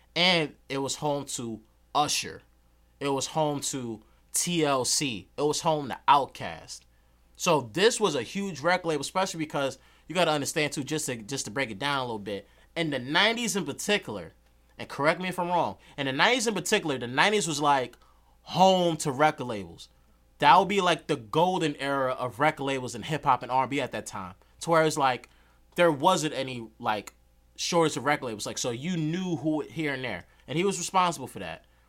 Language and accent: English; Yonkers, New York, United States; growing up in Yonkers on the South Side.